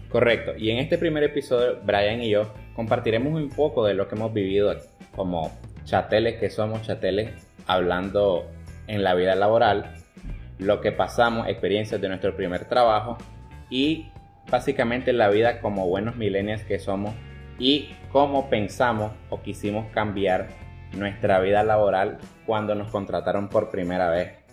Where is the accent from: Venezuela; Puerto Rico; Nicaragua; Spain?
Nicaragua; nosotros nicaragüenses